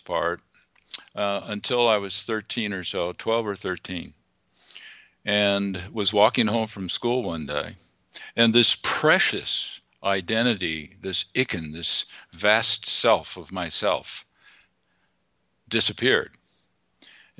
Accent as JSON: {"language": "English", "town": "Whittier", "region": "California", "country": "United States", "tie": "born or raised there", "said": "I was born in California in a small town called Whittier"}